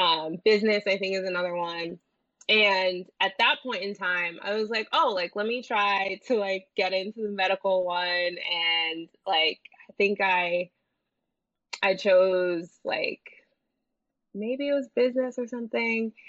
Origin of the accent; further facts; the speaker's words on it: New Jersey, United States; where I grew up in Jersey